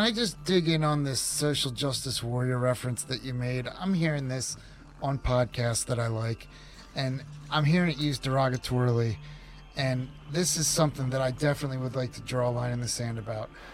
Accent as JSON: {"language": "English", "area": "suburbs of Philadelphia", "region": "Pennsylvania", "country": "United States", "moved": "as an adult", "lives_now": "Oregon, United States", "said": "I'm originally from the suburbs of Philadelphia, Pennsylvania"}